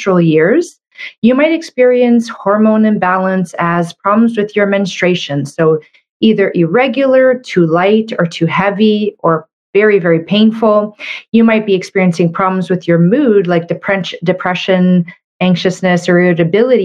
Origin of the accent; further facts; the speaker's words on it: Canada; I'm a Canadian medical doctor